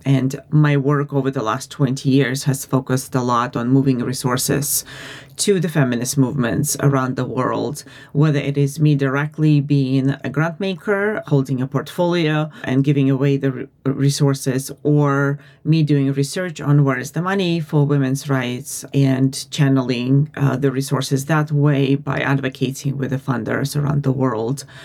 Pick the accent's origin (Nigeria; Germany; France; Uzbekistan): Uzbekistan; moved away as an adult; now in United States; I'm originally from Uzbekistan and I'm Armenian. I have been living in the US for the last 20 or oh, so years